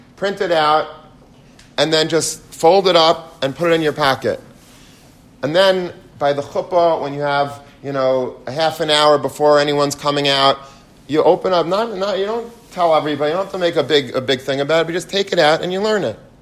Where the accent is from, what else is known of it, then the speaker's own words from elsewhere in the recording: United States; I'm American